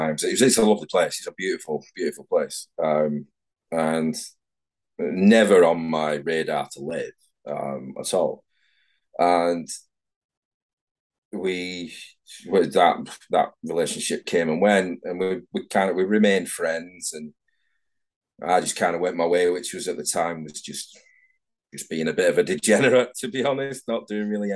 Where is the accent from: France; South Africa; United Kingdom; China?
United Kingdom; Manchester, North West England; moved away as an adult; now in Edinburgh, United Kingdom; I'm from Manchester down in England